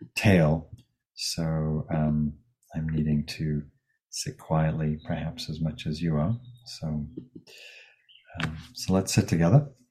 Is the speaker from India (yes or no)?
no; England, United Kingdom; now in California, United States; my home country, England